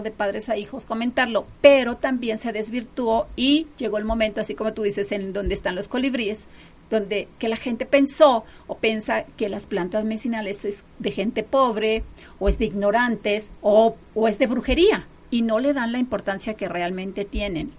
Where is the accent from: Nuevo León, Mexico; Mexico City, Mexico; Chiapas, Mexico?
Chiapas, Mexico; Yo soy de Chiapas